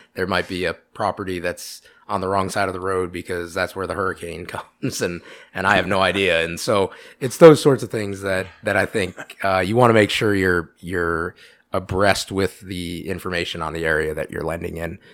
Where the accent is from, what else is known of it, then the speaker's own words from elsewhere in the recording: Iowa City, Iowa, United States; moved away as an adult; now in Pella, United States; I'm from, born and raised in Iowa City.